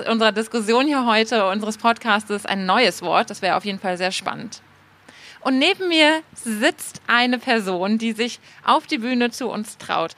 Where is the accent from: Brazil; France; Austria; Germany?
Germany; Bremen; now in Berlin, Germany; in dem Ort, in dem ich aufgewachsen bin. Da habe ich weniger Heimatgefühle, sondern ich wollte ehrlich gesagt ganz schnell diesen Ort verlassen. Das ist so ein kleiner Vorort in Bremen, Fegesack